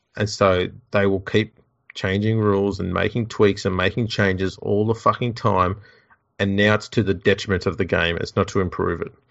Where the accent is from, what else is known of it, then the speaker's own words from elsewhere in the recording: Australia; I'm an Aussie rugby league battler.